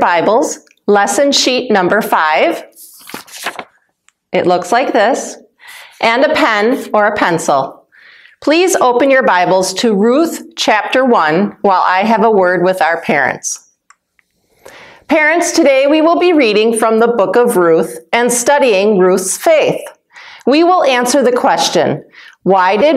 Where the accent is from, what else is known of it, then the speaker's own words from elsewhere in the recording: Wisconsin, United States; moved away as an adult; also born or lived in Africa; I was born and raised in Wisconsin, but I lived in Africa when my husband was a missionary there. And then we moved back to Wisconsin